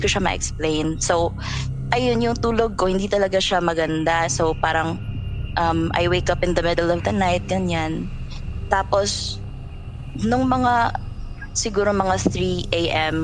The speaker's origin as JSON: {"language": "Tagalog", "area": "Northern Samar", "region": "Eastern Visayas", "country": "Philippines", "tie": "born or raised there", "moved": "as an adult", "lives_now": "Cebu City, Philippines", "said": "I grew up in summer which is full of supernatural things"}